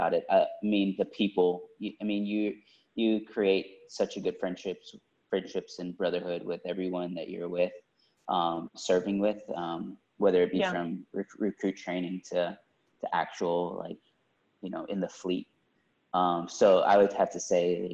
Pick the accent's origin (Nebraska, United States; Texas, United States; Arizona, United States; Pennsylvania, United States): Texas, United States; Houston; I grew up in Southwest Houston